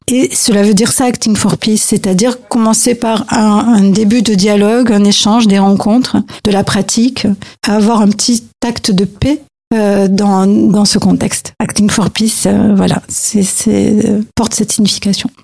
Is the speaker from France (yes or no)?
yes; France; moi je suis française